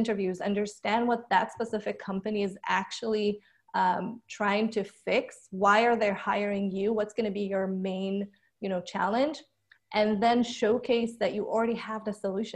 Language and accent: English; Israel; moved away as an adult; now in United States; I grew up in Israel, born and raised